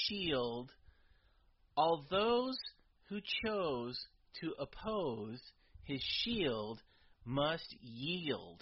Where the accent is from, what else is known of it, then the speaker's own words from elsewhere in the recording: San Lorenzo, California, United States; I grew up in San Lorenzo, California